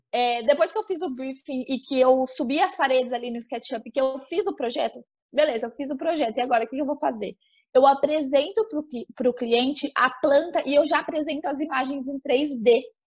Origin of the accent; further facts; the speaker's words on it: São José do Rio Preto, São Paulo, Brazil; eu sou de São José do Rio Preto, no interior de São Paulo